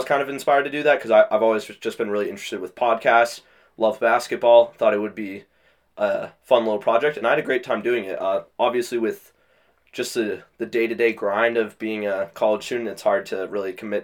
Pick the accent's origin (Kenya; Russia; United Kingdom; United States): United States; Londonderry, New Hampshire; also born or lived in Ohio; from Londonderry, New Hampshire